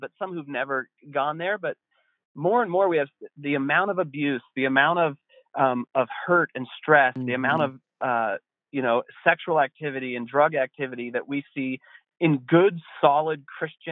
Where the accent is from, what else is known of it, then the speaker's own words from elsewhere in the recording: Estes Park, Colorado, United States; now in Winter Park, United States; I grew up in Estes Park, which is across the mountains from where I am now